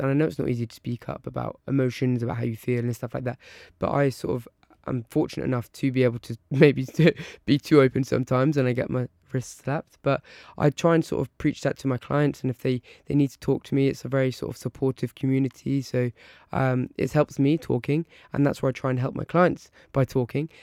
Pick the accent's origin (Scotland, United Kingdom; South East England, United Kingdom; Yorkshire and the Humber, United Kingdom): South East England, United Kingdom; Isle of Wight; now in Surrey, United Kingdom; I was brought up on the Isle of Wight on a little island